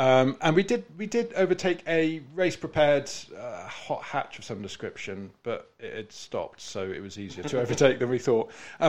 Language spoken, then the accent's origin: English; United Kingdom; we're British.